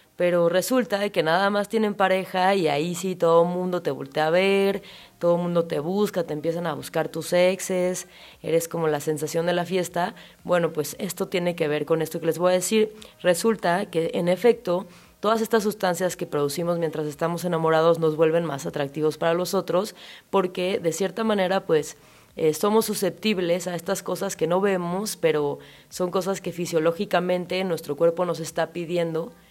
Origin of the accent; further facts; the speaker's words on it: Chilanga, Mexico City, Mexico; psicóloga chilanga